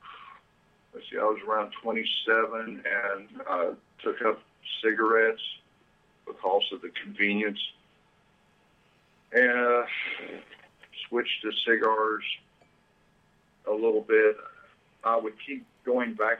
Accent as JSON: {"language": "English", "town": "Beckley", "region": "West Virginia", "country": "United States", "tie": "born or raised there", "also_born_or_lived": "Germany", "moved": "as an adult", "lives_now": "Cabarrus County, North Carolina, United States", "said": "I grew up in West Virginia, about the dead center of West Virginia, a place called Beckley"}